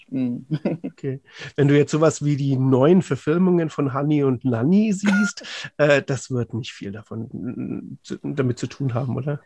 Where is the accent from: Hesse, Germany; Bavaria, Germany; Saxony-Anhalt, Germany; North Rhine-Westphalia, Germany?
North Rhine-Westphalia, Germany; Cologne; als Kölner